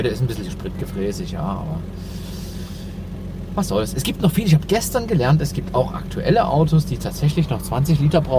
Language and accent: German; Dresden, Saxony, Germany; also born or lived in Bavaria; also ursprünglich kommen, meine, ähm, kommen wir aus Bayern.